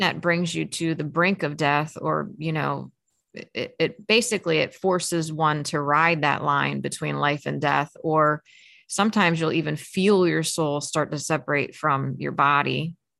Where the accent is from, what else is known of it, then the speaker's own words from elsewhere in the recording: Maryland, United States; I grew up in Maryland